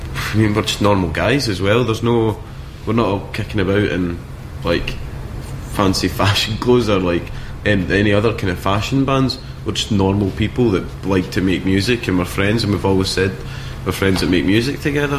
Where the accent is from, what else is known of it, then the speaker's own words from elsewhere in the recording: Scotland, United Kingdom; I'm from Scotland